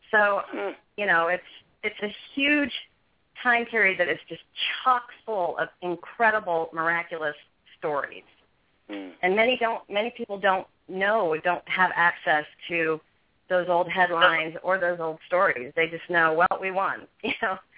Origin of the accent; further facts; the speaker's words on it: West Coast, United States; I'm a country girl. I I grew up on the West Coast, but you know, I I have moved all over the country